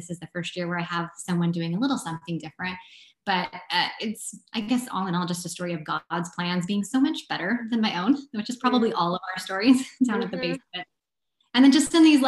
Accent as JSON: {"language": "English", "region": "South Central Washington", "country": "United States", "tie": "born or raised there", "said": "I'm from South Central Washington. So like the non-Seattle part of the state."}